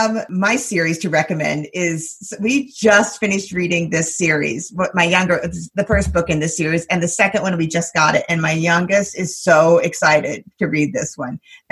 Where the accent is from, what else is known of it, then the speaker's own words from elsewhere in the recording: Philadelphia, Pennsylvania, United States; also born or lived in New Jersey; as a Philadelphian